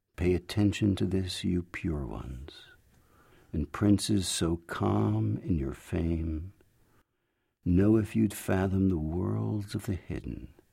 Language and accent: English; United States; first language English; also born or lived in Jerusalem; I'm an American, but I also hold Israeli citizenship